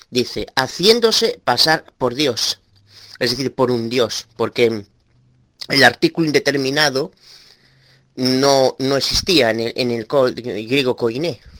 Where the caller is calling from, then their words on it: Galicia, Spain; bueno, soy abuelo de Galicia, España. Quiero hacerte una pregunta, Tito.